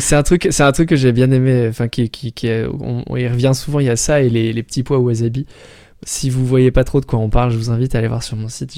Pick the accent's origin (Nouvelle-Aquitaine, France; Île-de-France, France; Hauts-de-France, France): Île-de-France, France; Paris; je viens de Paris.